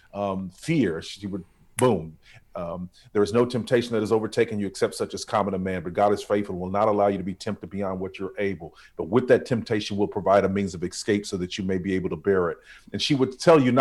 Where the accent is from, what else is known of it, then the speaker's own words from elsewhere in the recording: Tulsa, Oklahoma, United States; I was raised in North Tulsa, Oklahoma